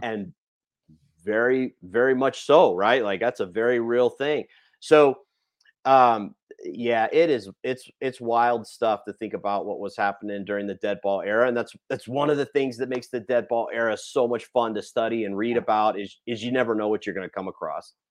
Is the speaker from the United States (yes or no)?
yes; California, United States; I grew up in California